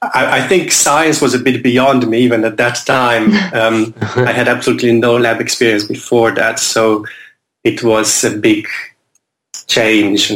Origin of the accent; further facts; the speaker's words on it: Ljubljana, Slovenia; moved away as an adult; also born or lived in New York / Cambridge; now in London, United Kingdom; I grew up in Slovenia, Ljubljana, which is the capital of a small country.